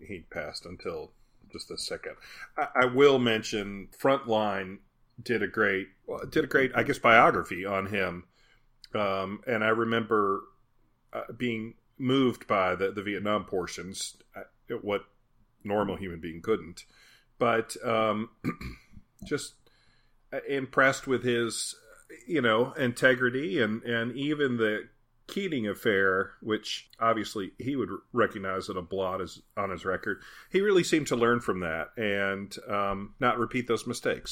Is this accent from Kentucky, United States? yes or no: yes; Mount Sterling, Kentucky, United States; We had a festival in my hometown in Kentucky of Mount Sterling called Courthouse Days